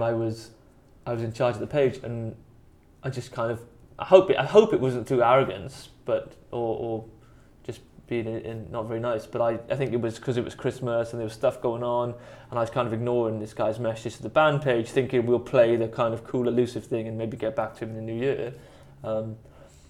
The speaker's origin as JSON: {"language": "English", "area": "the Valleys", "region": "Wales", "country": "United Kingdom", "said": "I'm from the Valleys"}